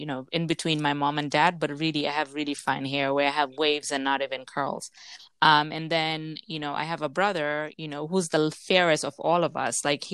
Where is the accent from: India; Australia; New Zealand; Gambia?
Gambia; now in United States; growing up in the Gambia